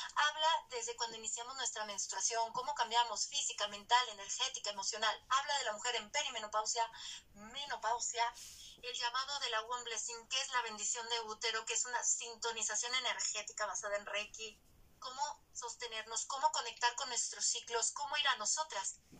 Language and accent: Spanish; Manzanillo, Colima, Mexico; mis bellas hermagas con las que crecí en Manzanillo